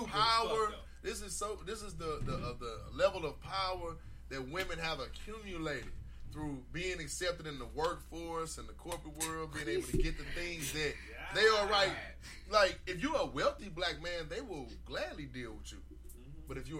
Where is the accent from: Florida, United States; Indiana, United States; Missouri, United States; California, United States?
Missouri, United States; St. Louis; I'm from St. Louis